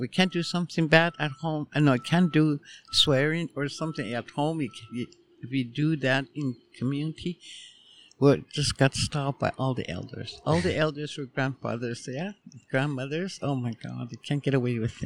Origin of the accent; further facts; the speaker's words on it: Behchokǫ̀, Northwest Territories, Canada; born and raised in Tlicho. Former community name used to be Fort Ray.